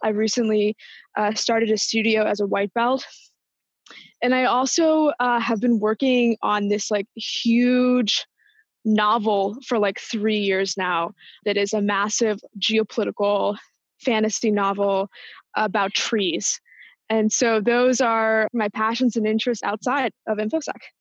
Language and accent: English; Washington, District of Columbia, United States; moved away as an adult; also born or lived in New York; now in San Francisco, United States; I born in New York, but am from the larger Washington DC area. I moved to San Francisco about six months ago